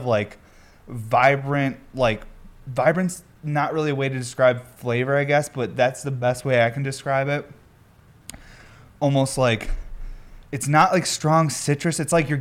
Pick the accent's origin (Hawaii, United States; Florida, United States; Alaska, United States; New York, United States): New York, United States; I'm from New York